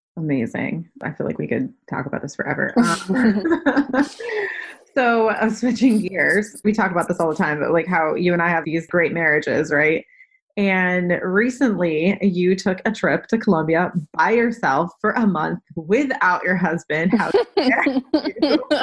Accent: New England, United States; I am from New England

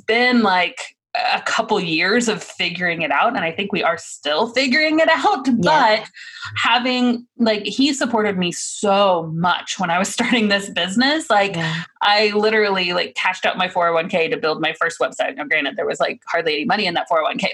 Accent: Missouri, United States; moved away; also born or lived in Virginia / Oklahoma; I'm from Missouri

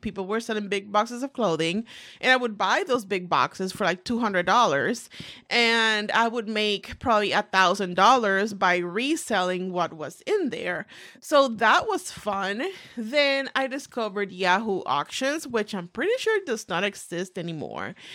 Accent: Puerto Rico; moved away as an adult; now in United States; I was born and raised in the beautiful island of Puerto Rico.

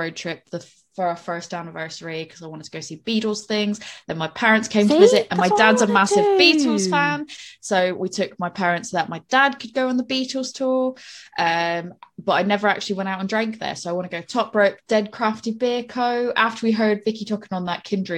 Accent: Boston, Massachusetts, United States; moved away; born and raised in Boston

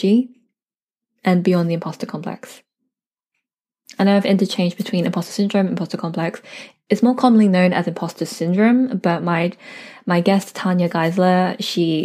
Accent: United Kingdom; I'm a British-born Chinese girl

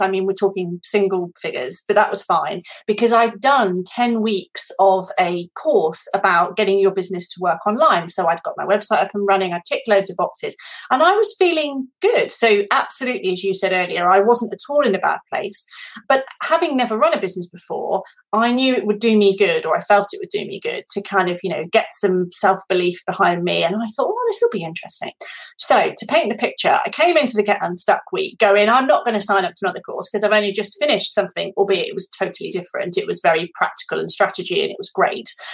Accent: United Kingdom; now in France; I actually am currently based in France. Um, I'm British, as most of you will be able to hear

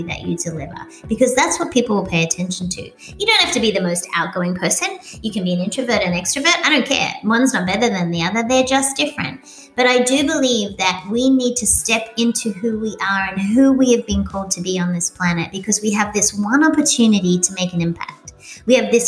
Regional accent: Australia; moved away as an adult; also born or lived in Sydney, Australia; now in Doylestown, United States; I'm little Australian

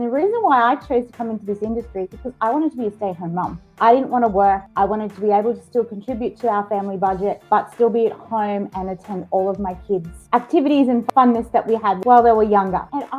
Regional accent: Australia; accent: Aussie; And yes, you can tell from my accent, I'm an Aussie. I'm based in what I call beautiful country. I'm nice and close to beaches and the vineyards and, you know, a bit of country life as well.

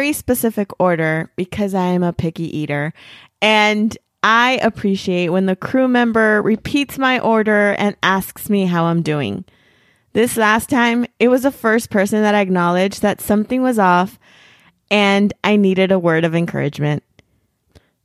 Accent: California, United States; now in Arizona, United States; I'm originally from California

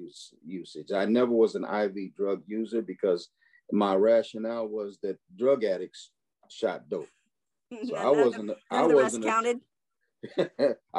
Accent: Chicago, Illinois, United States; growing up in Chicago

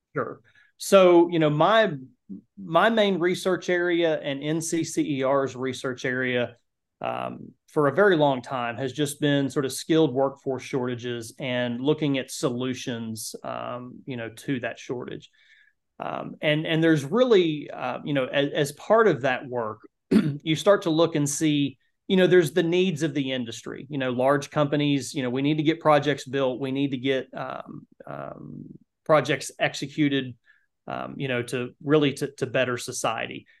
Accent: Kentucky, United States; the county that I grew up in in Kentucky

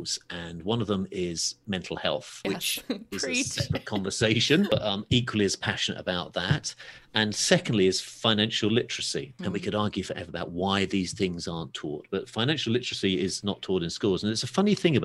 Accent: England, United Kingdom; also born or lived in Los Angeles; As you might be able to tell from my accent, I'm from a little place called England.

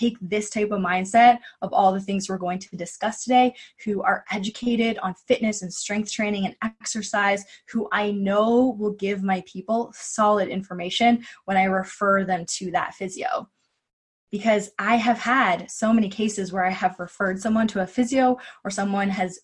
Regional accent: Kingston, Ontario, Canada; also born or lived in Vancouver, Canada; Queen's University in my hometown of Kingston, Ontario

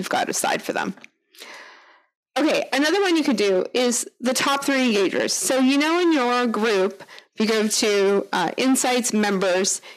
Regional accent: Canada; accent: Canadian; my Canadian accent

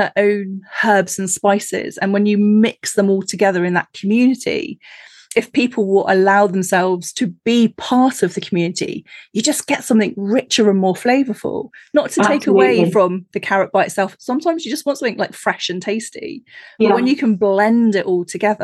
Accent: Cornwall, South West England, United Kingdom; I grew up in Cornwall

